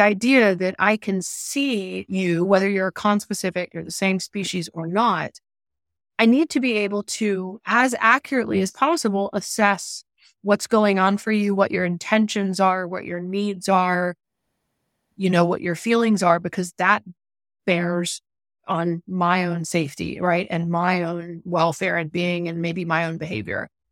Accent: Atlanta, Georgia, United States; my childhood growing up in Atlanta, major U S city right close to downtown

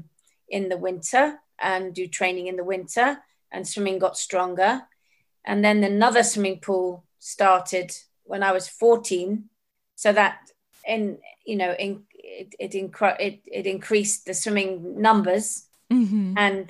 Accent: Jersey; also born or lived in Africa; when I was a little girl in Jersey growing up

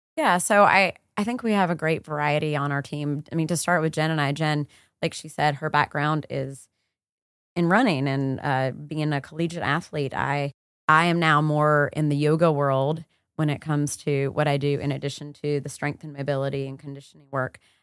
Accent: the South, United States; growing up in the South

